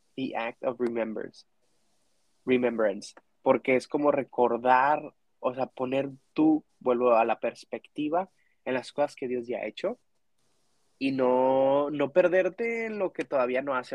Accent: Mexico; now in Dallas, United States; como mexicano, como latino que crecí en la iglesia

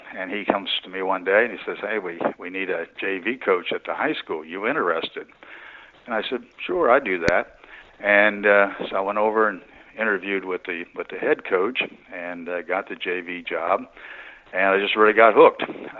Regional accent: East Central Ohio, United States; moved away as an adult; also born or lived in Anderson, Indiana; Yes, I grew up in East Central Ohio. It's kind of the Appalachian area of Ohio, very poor area

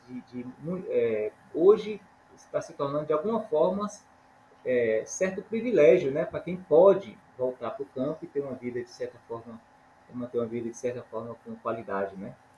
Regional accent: Maranhão, Brazil; now in Imperatriz, Brazil; eu não sou filho exato do, de Imperatriz, eu sou filho é, do Maranhão, na verdade. Cheguei aqui em Imperatriz há, há aproximadamente 30 anos

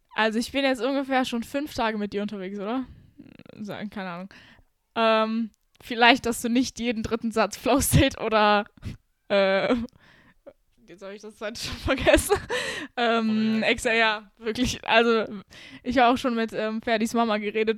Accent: near Düsseldorf, North Rhine-Westphalia, Germany; moved away as an adult; now in Romania; ich bin in Deutschland geboren worden äh, und ich habe auch mein ganzes Leben lang hier gelebt, aber in NRW, neben Düsseldorf.

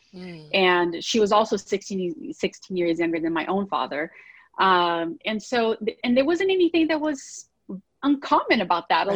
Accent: Brazil; now in United States; I grew up in Brazil, um, Latin country.

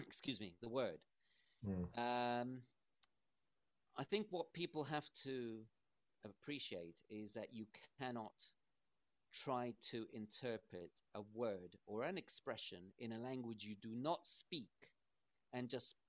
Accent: England, United Kingdom; also born or lived in Uruguay; I'm a Uruguayan who was brought up in England. So I know both mentalities and both cultures

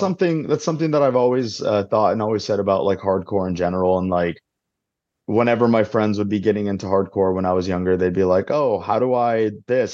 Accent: Arizona, United States; I'm from Arizona, so I'm not used to cold weather like that.

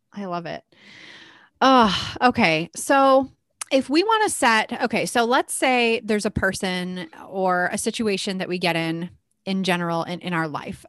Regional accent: Midwest, United States; We're very Midwestern here

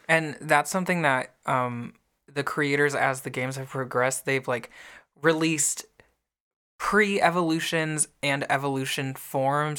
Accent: the North, United States; I grew up in the North

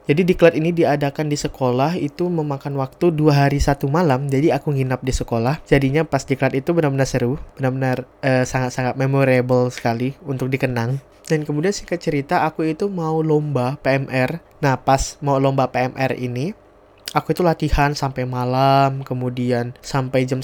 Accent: Sintang, West Kalimantan, Indonesia; Jadi TV Senentang ini adalah TV yang ada di daerah aku di kota Sintang.

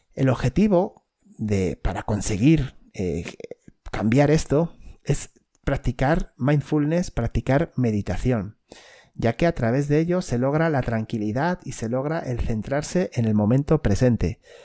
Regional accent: Spain; en mi país, por lo menos en España

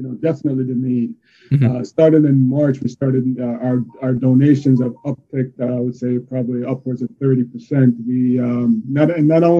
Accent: Jamaica; now in Yonkers, United States; I am from New York. I am Jamaican by birth, but I'm a New Yorker for over two decades

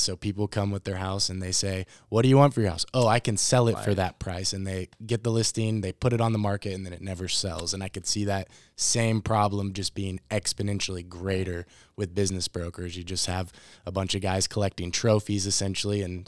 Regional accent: Louisville, Kentucky, United States; we're all Louisville natives

